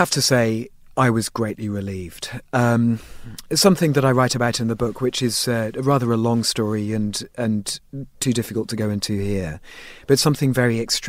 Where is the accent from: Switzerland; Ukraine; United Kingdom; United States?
United Kingdom; England; moved away as an adult; you know, I'm English by birth, and and I think, you know, I spent my first 25 years in England, so my emotions tend to be fairly tempered.